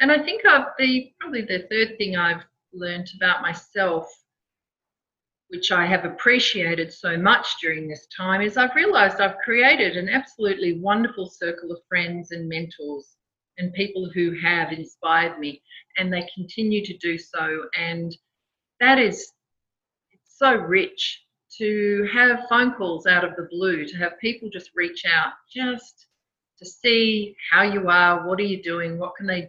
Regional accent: Perth, Western Australia, Australia; I grew up in Perth

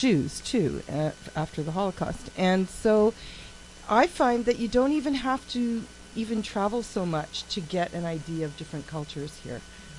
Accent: Toronto, Ontario, Canada; I was born in Toronto. I've always lived in Toronto.

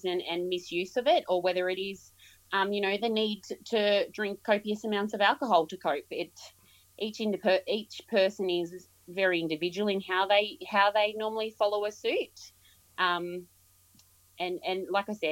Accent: Yass, New South Wales, Australia; moved away as an adult; also born or lived in Queensland; originally I was born and raised in Yass, so just outside of ACT

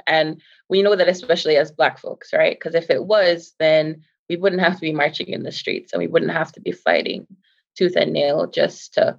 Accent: Jamaica; now in United States; a very proud Jamaican, right? Like, I'm so Jamaican

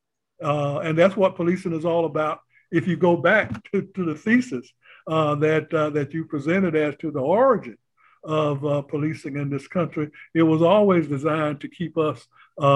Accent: North Carolina, United States; also born or lived in Brooklyn, New York; When I got to school age, I was sent back to North Carolina

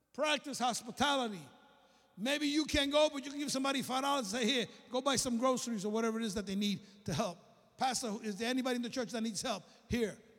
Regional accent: New York City, New York, United States; moved away as an adult; also born or lived in Alabama; I came from Brooklyn

